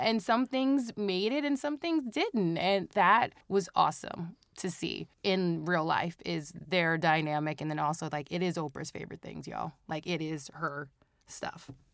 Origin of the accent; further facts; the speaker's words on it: Cincinnati, Ohio, United States; I am born and raised Cincinnati, Ohio, Midwest